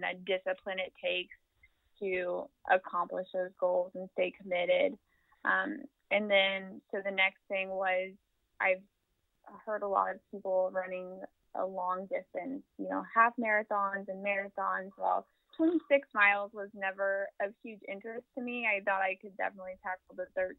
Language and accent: English; Kansas City, Missouri, United States; I am born and raised in Kansas City, Missouri, actually the south side of Kansas City